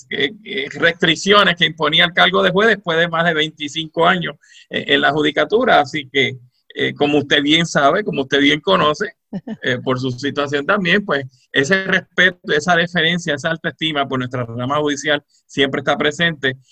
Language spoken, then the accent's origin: Spanish; Moca, Puerto Rico; also born or lived in Mayagüez, Puerto Rico; soy mocano de pura cepa, eh, nací en Mayagüez, pero soy mocano de pura cepa